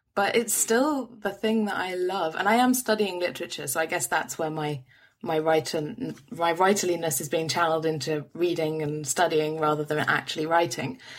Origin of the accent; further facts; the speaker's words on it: London, United Kingdom; I'm a Londoner, and, born and bred